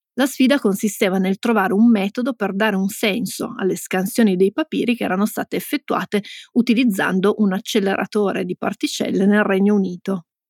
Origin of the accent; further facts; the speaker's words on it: Piedmont, Italy; siamo piemontesi